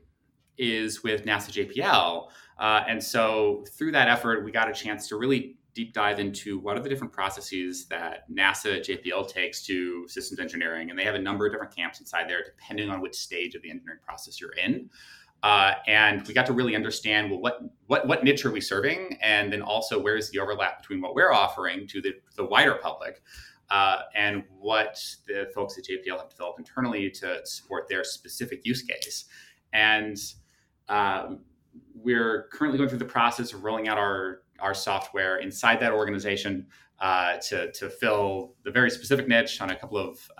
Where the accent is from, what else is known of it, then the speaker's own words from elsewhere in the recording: St. Louis, Missouri, United States; I grew up in St. Louis, Missouri